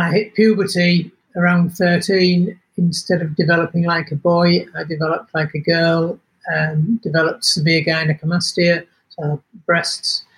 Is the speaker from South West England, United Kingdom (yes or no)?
no; Yorkshire and the Humber, United Kingdom; moved away as an adult; now in Western Australia, Australia; I was born in Yorkshire, got into the motor trade when I was 22, and eventually found my way over to Western Australia.